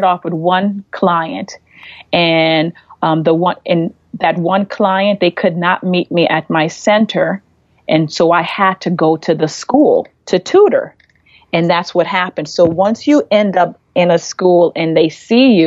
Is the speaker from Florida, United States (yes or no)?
yes; Florida, United States; moved away as an adult; now in Cleveland, United States; I'm from Florida, and we ended up in Cleveland.